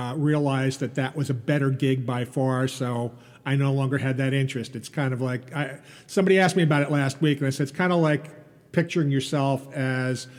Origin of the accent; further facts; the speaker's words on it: East Meadow, New York, United States; I grew up here in East Meadow